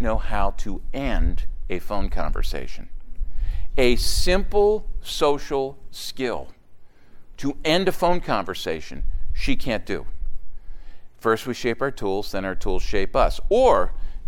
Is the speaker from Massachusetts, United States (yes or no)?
no; outside of Philadelphia, Pennsylvania, United States; Growing up outside of Philadelphia, there were basically three or four faith systems that I was aware